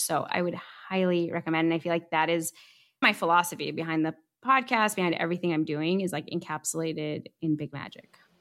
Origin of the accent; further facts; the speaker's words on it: Southern California, United States; also born or lived in Iran; I grew up in Southern California, which has a very, was one of the largest Iranian diasporas in America.